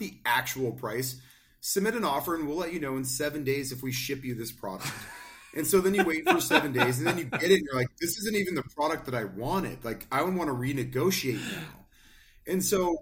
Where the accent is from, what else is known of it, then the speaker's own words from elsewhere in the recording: Spokane, Washington, United States; my hometown of Spokane